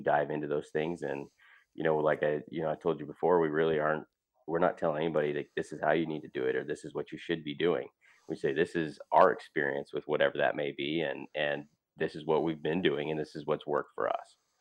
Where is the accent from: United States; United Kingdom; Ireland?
United States; Great Falls, Montana; moved away as an adult; also born or lived in Whitefish, Montana; now in Iowa, United States; Easton and I grew up in Montana